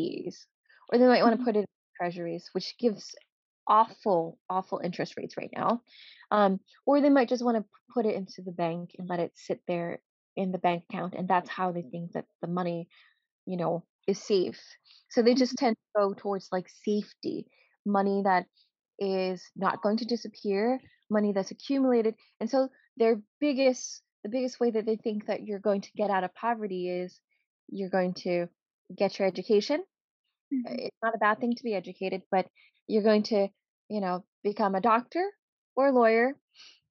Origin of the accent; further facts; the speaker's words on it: New York City, New York, United States; also born or lived in Cambodia / refugee camp; now in New Jersey, United States; I was born in Cambodia and we lived in a refugee camp, you know, until I was like around 10 before we went to the Bronx. And I lived in the Bronx in New York for a very long time before I finally ended up in New Jersey by happenstance